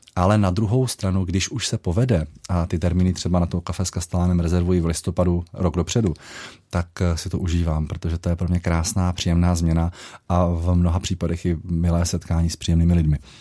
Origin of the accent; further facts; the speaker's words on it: Moravia, Czechia; now in Karlštejn, Czech Republic; když jsem jezdíval ještě domů na Moravu